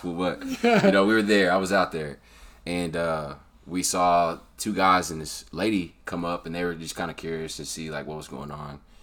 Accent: Round Rock, Texas, United States; also born or lived in Austin, Texas; I was born in Austin, but I actually grew up in a suburb of Austin called Round Rock.

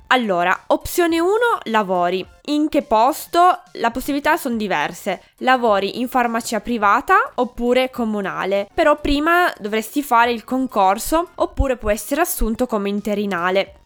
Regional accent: Piedmont, Italy; moved away as an adult; also born or lived in Turin; now in Aosta Valley, Italy; io sono piemontese e per comodità mi sono laureata a Torino

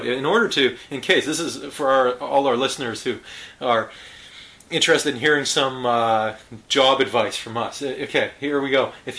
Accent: Canada; as a Canadian.

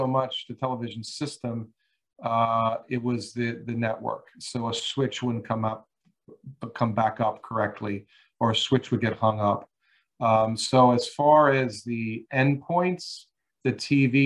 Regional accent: Long Island, New York, United States; moved away; I grew up back east. I grew up on Long Island

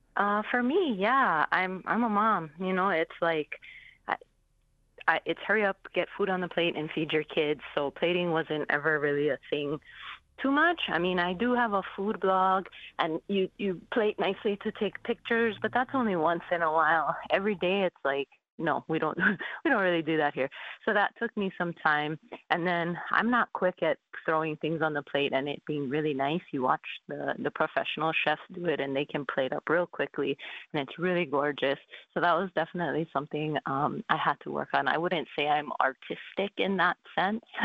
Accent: Hawaii, United States; Growing up in Hawaii, we have a lot of diverse backgrounds here

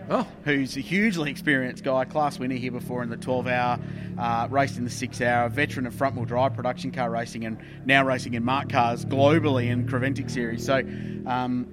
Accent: the Southern States, southern Australia, Australia; I come from the Southern States, which means I follow AFL, not NRL

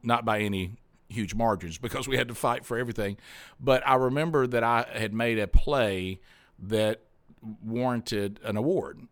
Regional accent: Alabama, United States; I'm from Alabama

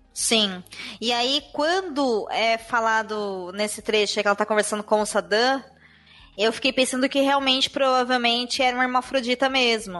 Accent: Brazil

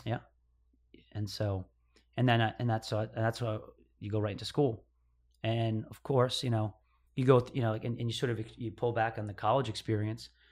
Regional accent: upstate New York, United States; I was born in New York. I think a, a little town called Mayapack, New York. Yeah. So, I mean, That's where I grew up, around that area, like upstate New York

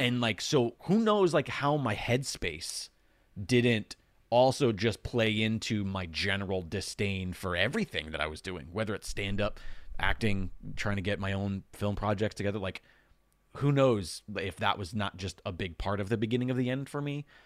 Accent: Long Island, New York, United States; growing up on Long Island

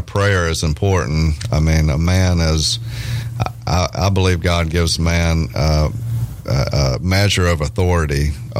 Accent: Louisiana, United States; accent: redneck hillbilly; also born or lived in Nashville; I'm from a small town in Louisiana, as you may can hear in my accent.

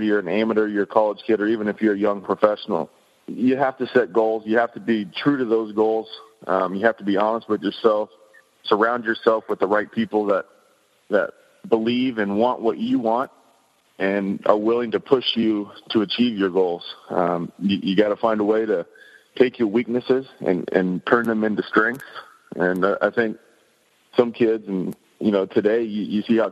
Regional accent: Kansas, United States; growing up in Kansas, the weather didn't cooperate to play all year

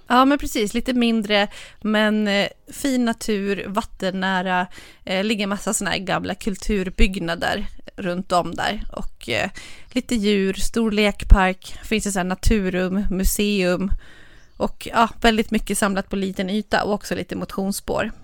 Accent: Dalarna County, Sweden; Jag är ju från, från Dalarna

